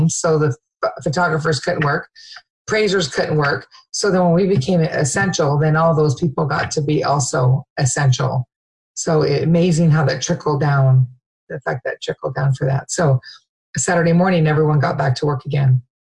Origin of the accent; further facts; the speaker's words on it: Lacey, Washington, United States; also born or lived in Georgia; I've been in Thurston County since we moved here when I was in sixth grade. My dad moved here. We moved here at Fort Lewis. My dad was Army when I was in third grade. And then we moved down to Lacey when I was in sixth grade. So I've been here. This is home. I was born in Georgia, but this is definitely home